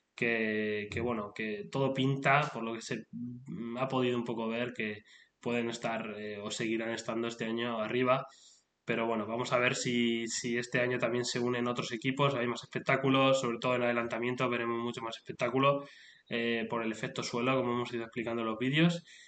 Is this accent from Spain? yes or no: yes; Spain; now in United Kingdom; soy, vengo de España, soy de España, pero actualmente vivo en el Reino Unido